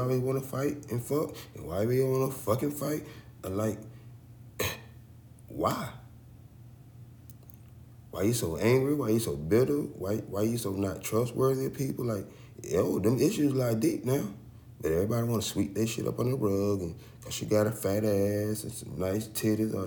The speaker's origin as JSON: {"language": "English", "region": "the South", "country": "United States", "tie": "born or raised there", "said": "growing up in the South"}